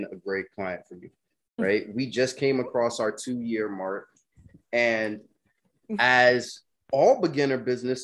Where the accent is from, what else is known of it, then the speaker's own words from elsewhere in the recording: United States; also born or lived in California; as an American